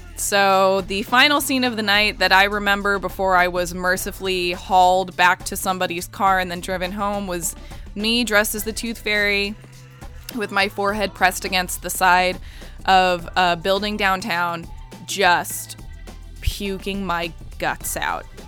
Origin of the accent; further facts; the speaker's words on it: Orlando, Florida, United States; growing up in Orlando